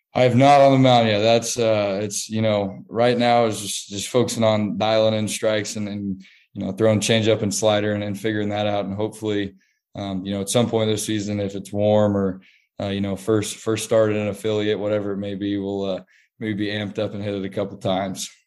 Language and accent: English; Kansas City, Kansas, United States; my hometown team, you know, the, the team I grew up watching all my life.